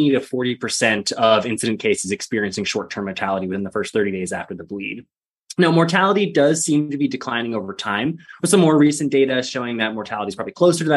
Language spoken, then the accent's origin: English; Rhode Island, United States; moved away as an adult; also born or lived in Minnesota / Oregon; now in Massachusetts, United States; I grew up in Rhode Island, a little small town in Rhode Island